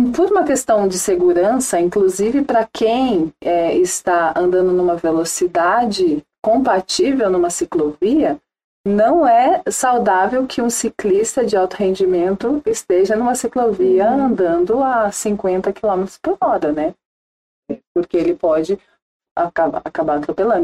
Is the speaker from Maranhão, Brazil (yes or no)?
no; Ubatuba, São Paulo, Brazil; moved away as an adult; also born or lived in Jacareí; eu cresci, nasci e cresci em Ubatuba